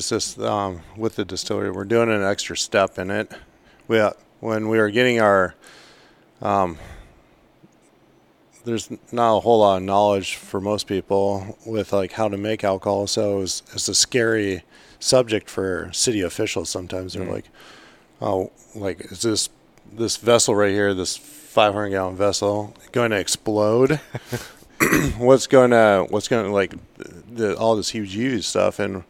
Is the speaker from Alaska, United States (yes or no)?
yes; the Kenai, Alaska, United States; moved away as an adult; now in Ketchikan, United States; I grew up on the Kenai, so it was a lot more dry weather.